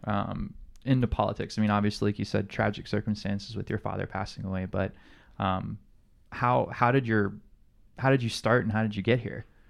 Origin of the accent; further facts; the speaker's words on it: Alabama, United States; now in Hawaii, United States; being from Alabama, like I, I grew up in an in an environment where it's not work across the aisles